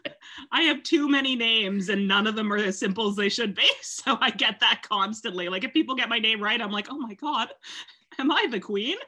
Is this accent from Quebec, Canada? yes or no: no; Ottawa, Ontario, Canada; moved away as an adult; now in London, United Kingdom; I'm from Ottawa, Canada, where there's very few famous people. So it's still 8 years into living in London.